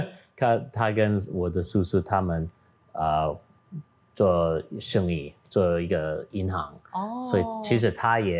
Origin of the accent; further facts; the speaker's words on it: Taitung County, Taiwan; 因为哦，咱咱是台东人，所以，you know，我爸爸、我阿公阿妈拢伫日本嗯读册